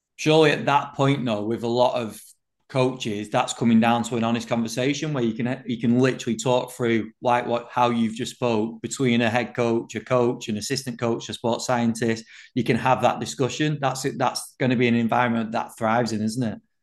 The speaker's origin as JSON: {"language": "English", "region": "England", "country": "United Kingdom", "said": "as an Englishman"}